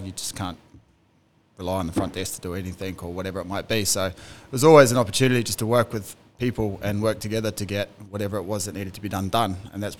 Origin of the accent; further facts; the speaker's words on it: New Zealand; moved away as an adult; growing up in New Zealand